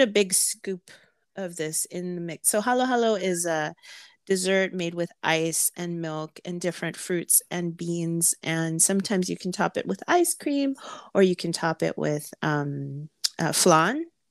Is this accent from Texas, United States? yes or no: no; California, United States; I grew up in California